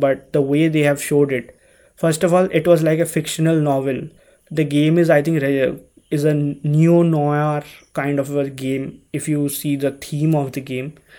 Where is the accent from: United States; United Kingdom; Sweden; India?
India; growing up in India